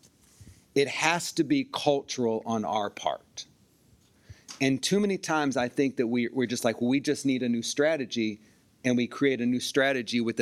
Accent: Dayton, Ohio, United States; I'm from Dayton, so I'm a Cincinnati Bengals

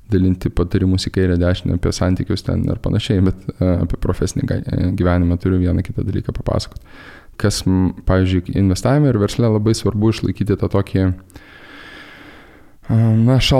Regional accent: Lithuania; moved away; aš esu lietuvis

